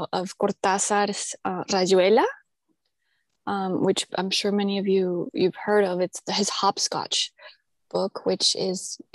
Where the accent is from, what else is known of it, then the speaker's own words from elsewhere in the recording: Colombia; moved away; also born or lived in United States; I grew up in Colombia, but we left sort of in my youth because of problems, obviously, in the country